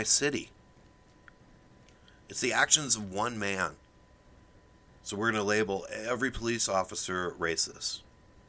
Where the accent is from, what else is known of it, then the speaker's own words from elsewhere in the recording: Omaha, Nebraska, United States; I grew up middle class in Omaha, Nebraska